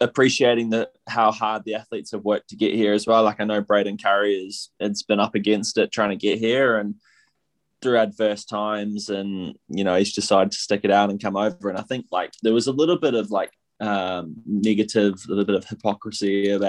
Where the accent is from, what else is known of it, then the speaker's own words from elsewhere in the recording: Taupo, Waikato, New Zealand; I grew up in Taupo